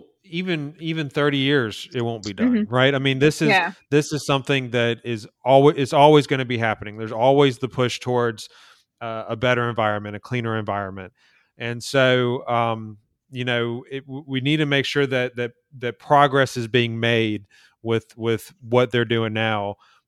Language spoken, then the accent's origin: English; Birmingham, Alabama, United States; So I'm from Alabama, Birmingham, and so we have great water there.